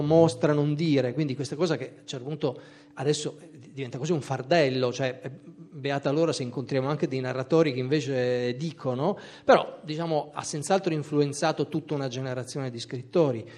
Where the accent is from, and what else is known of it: Trieste, Friuli-Venezia Giulia, Italy; moved away; also born or lived in Pordenone